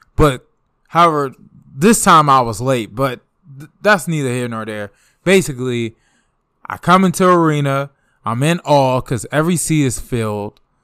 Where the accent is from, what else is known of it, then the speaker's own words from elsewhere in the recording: DMV, United States; I'm from the D M V.